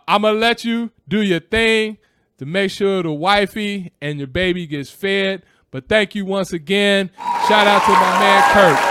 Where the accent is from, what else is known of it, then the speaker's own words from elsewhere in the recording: Los Angeles, California, United States; now in Chicago, United States; L A is my hometown